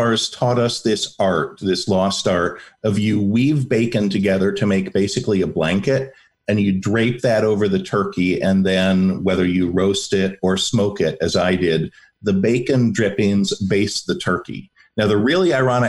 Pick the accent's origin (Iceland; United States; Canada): United States; Ann Arbor, Michigan; now in Pflugerville, United States; I was born in Ann Arbor